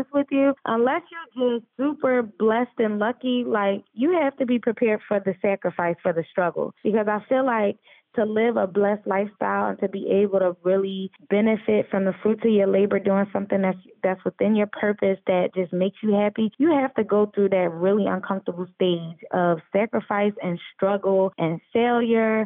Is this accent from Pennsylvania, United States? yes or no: yes; Philadelphia, Pennsylvania, United States; now in Atlanta, United States; Philly, my hometown.